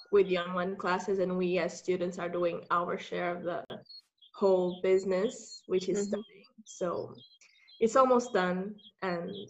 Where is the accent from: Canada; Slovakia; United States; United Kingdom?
Slovakia; western Slovakia; English is a second language; I'm I'm just from Slovakia, from the western